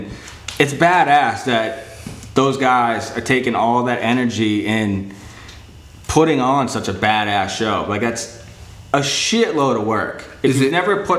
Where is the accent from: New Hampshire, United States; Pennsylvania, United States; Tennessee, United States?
New Hampshire, United States; I'm from New Hampshire